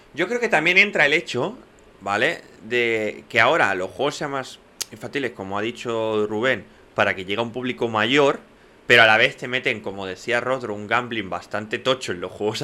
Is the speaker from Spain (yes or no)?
yes; Catalonia, Spain; first language Spanish; crecimos, porque vivimos en Cataluña